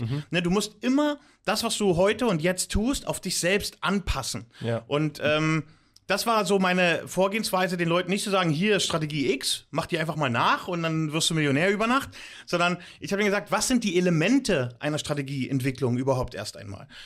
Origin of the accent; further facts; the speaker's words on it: Germany; moved away as an adult; now in Limassol, Cyprus; dass ich äh, aus Deutschland stamme, dass ich eine deutsche Education und Sozialisierung genossen mhm. habe